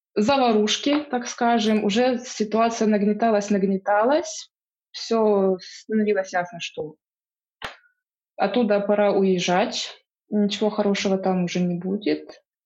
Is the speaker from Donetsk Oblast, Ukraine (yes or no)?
yes; Donetsk Oblast, Ukraine; moved away as an adult; also born or lived in Luhansk; now in Wuhan, China; я сама из Донецкой области, из маленького города